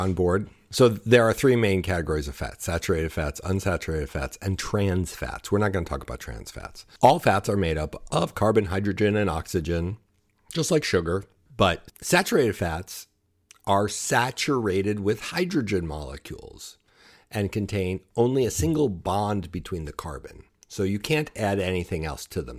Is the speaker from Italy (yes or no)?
no; Buffalo, New York, United States; growing up in the Buffalo area, we said pecans